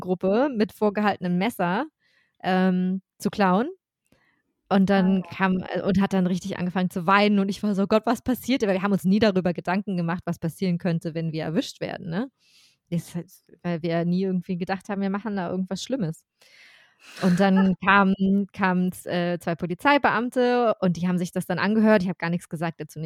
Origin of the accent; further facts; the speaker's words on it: Germany; I'm German